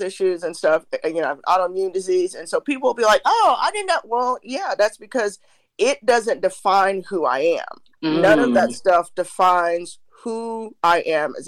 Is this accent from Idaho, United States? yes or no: no; Ohio, United States; I was raised in Ohio, but all my mom's people are from Alabama